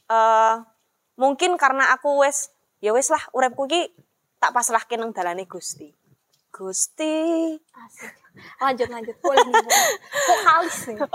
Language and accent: Indonesian; Java, Indonesia; Secara aku orang Jawa.